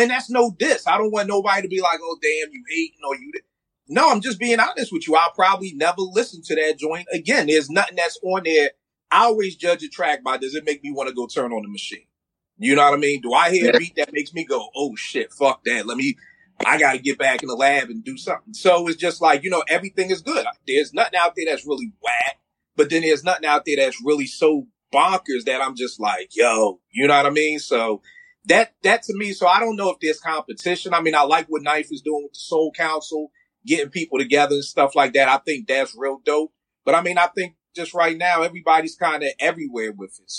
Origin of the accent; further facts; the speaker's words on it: Philadelphia, Pennsylvania, United States; I'm from Philly